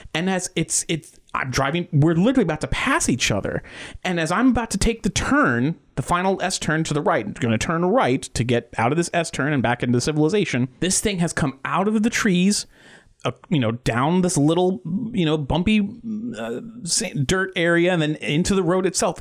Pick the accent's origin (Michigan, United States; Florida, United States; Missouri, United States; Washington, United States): Florida, United States; Titusville; I grew up in Titusville, Florida.